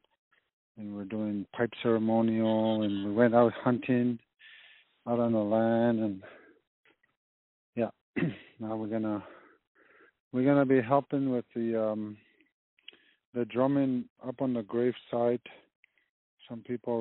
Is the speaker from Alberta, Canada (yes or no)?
no; Lac Brochet, Manitoba, Canada; I'm from Lac Rocher, Manitoba.